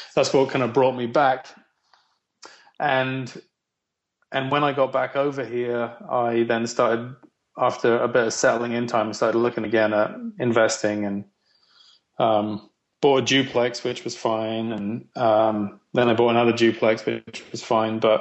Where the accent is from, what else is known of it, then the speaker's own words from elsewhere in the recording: England, United Kingdom; accent: English; now in Canada; So I was born in Canada, actually. My dad was in the Air Force, so I was born here. And about a year after I was born, my whole family went back to England, which is where the accent's from. And so I grew up kind of English